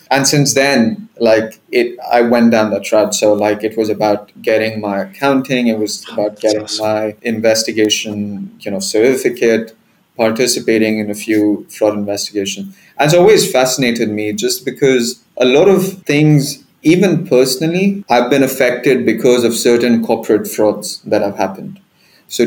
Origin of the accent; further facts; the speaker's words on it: Dubai, United Arab Emirates; I'm Indian, but, you know, born and raised in Dubai, and I still live here